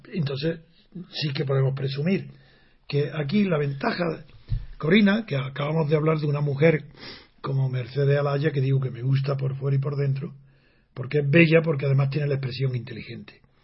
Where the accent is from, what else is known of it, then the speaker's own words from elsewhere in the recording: Alpujarra, Andalusia, Spain; soy de la Alpujarra